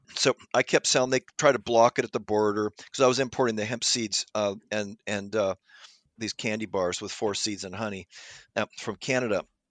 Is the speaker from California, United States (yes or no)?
yes; Pasadena, California, United States; I grew up in Pasadena near, near, you know, nine miles, uh, from Los Angeles in the Pasadena area